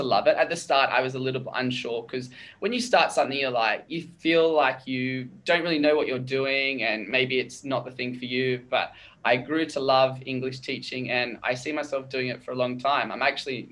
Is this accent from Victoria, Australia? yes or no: no; Hunter Valley, New South Wales, Australia; moved away as an adult; also born or lived in Canberra, Australia; now in Santa Cruz, Bolivia; I'm actually from Australia. I'm from the Hunter Valley area in Australia